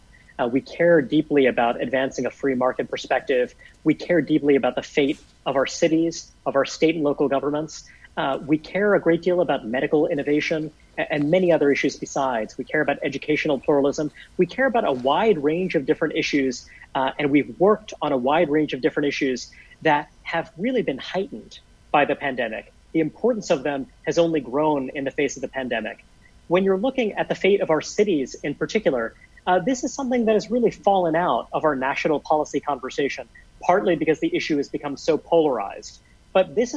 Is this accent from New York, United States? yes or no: yes; New York City, New York, United States; I grew up in Brooklyn, New York